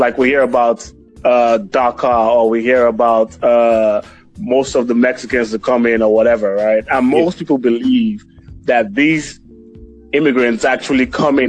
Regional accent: Nigeria; now in United States; We are immigrants, obviously, right? And we live in the United States. We are originally from Nigeria.

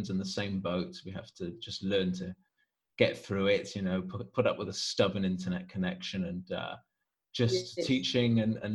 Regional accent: Wales, United Kingdom; accent: Welsh; now in Italy

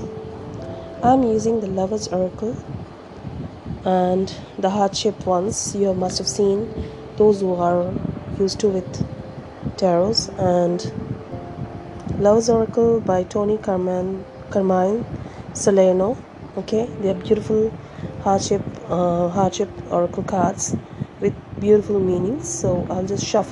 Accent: India; I'm from India

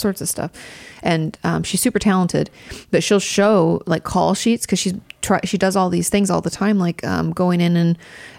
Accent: Austria; English is a second language; I'm from Austria.

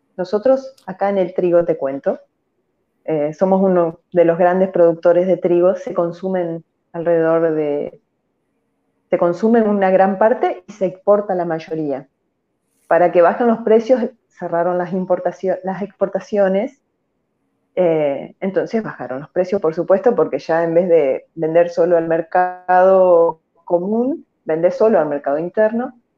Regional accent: Argentina; acá mi pueblo es muy pequeño

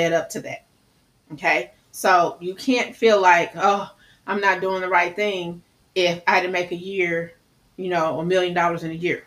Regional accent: Midwest, United States; I talk fast. I'm from the Midwest.

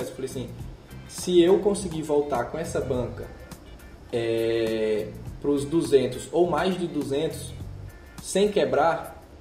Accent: Northeast Region, Brazil; eu também sou do Nordeste

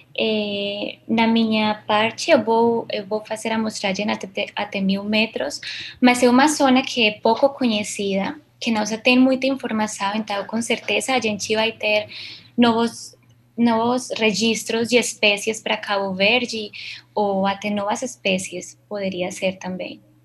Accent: Colombia; Portuguese is a second language; now in Brazil; Eu sou colombiana

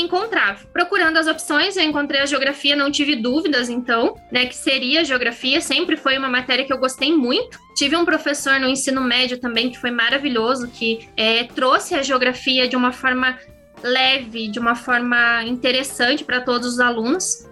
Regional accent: Pitanga, Paraná, Brazil; eu sou de uma cidade próxima a Guarapuava, eu sou da, do município de Pitanga, que fica a 86 quilômetros

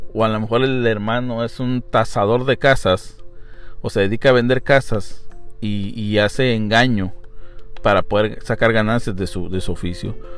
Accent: Mexico; yo puedo decir como mexicano

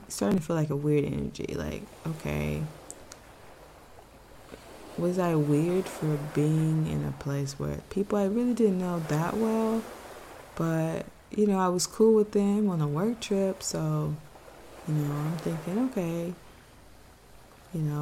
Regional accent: Texas, United States; I'm from Texas.

